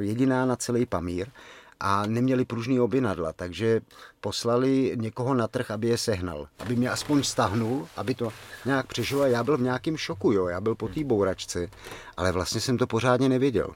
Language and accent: Czech; Czechia; z Čech